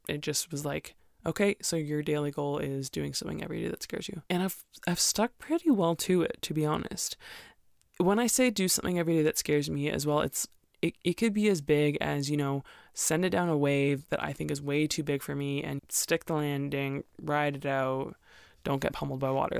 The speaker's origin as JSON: {"language": "English", "country": "Canada", "also_born_or_lived": "Alberta", "said": "most Canadians don't like winter, so I, I'm the weird one who's still here and still likes it"}